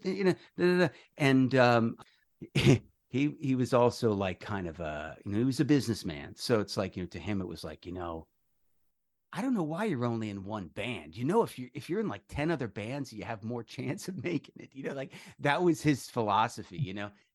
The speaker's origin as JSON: {"language": "English", "region": "New York", "country": "United States", "tie": "born or raised there", "also_born_or_lived": "Coral Springs, Florida", "moved": "yes", "said": "I'm a native new yorker"}